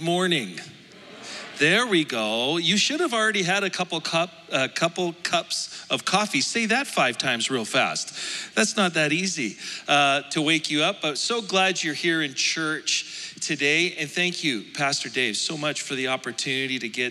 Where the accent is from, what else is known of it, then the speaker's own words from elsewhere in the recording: Alberta, Canada; I'm from Alberta.